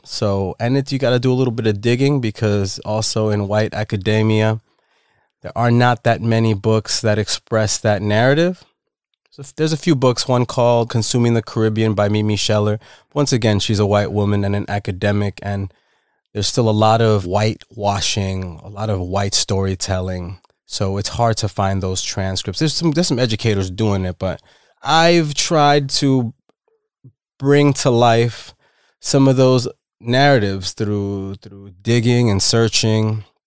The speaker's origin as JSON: {"language": "English", "town": "New York City", "region": "New York", "country": "United States", "tie": "born or raised there", "also_born_or_lived": "Dominican Republic", "said": "Dominican immigrant, Bronx raised"}